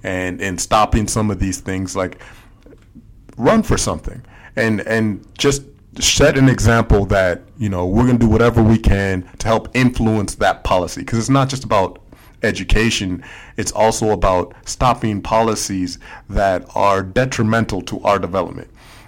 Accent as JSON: {"language": "English", "town": "Minneapolis", "region": "Minnesota", "country": "United States", "lives_now": "Washington, United States", "said": "I come from Minneapolis, where our teams ain't much better"}